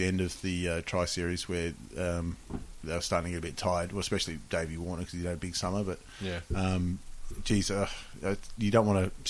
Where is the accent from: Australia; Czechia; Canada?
Australia; seeing as we're Australian